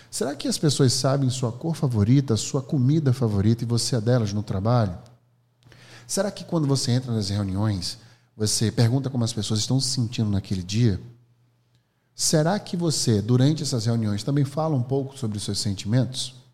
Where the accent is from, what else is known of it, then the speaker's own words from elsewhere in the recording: Alagoas, Brazil; eu sou …, sou professor, empreendedor, sou de Alagoas.